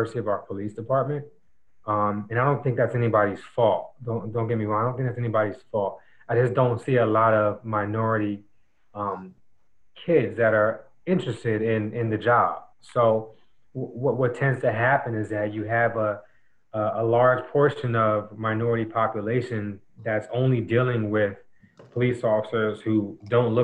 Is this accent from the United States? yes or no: yes; Neptune, New Jersey, United States; I had a very good experience growing up in Neptune